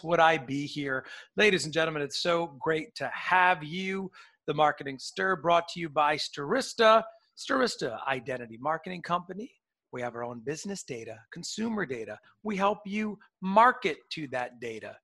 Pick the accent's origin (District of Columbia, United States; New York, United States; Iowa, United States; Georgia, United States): New York, United States; Port Chester; I'm from Portchester, right on the border there